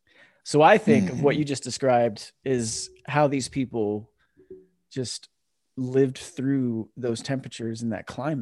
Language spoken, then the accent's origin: English; East Coast, United States; now in California, United States; growing up on the East Coast, especially in the South, you don't think or learn.